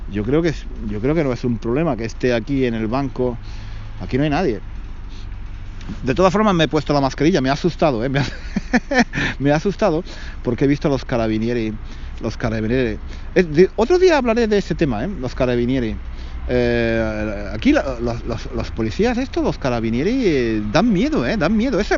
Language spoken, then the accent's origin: Spanish; Spain; now in London, United Kingdom; Aparte de porque soy español y tendría que explicarle que soy español y que tengo la residencia en Londres